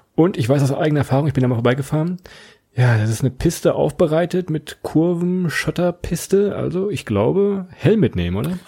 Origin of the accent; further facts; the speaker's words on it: Holzminden, Lower Saxony, Germany; Es ist meine Heimatstadt, meine Geburtsstadt